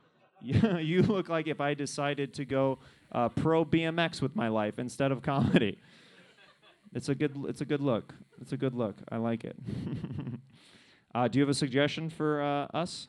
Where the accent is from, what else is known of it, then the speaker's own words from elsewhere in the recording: Kansas City, Missouri, United States; now in Los Angeles, United States; I'm from Kansas City